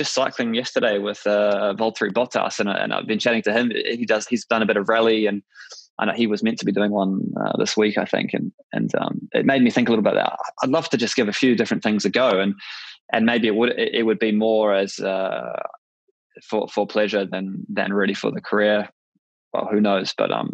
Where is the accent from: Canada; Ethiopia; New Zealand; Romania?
New Zealand; as a Kiwi